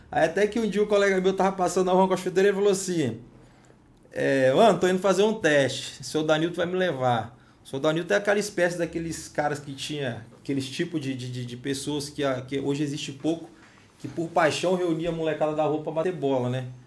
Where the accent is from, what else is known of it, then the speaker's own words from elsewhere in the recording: Cariacica, Espírito Santo, Brazil; E sou nascido e criado ali no Morro do Meio